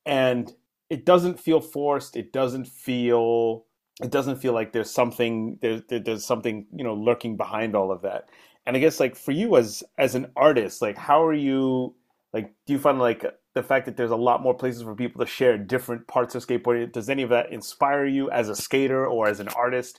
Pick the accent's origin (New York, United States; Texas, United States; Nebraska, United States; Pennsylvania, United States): New York, United States; I'm a New Yorker myself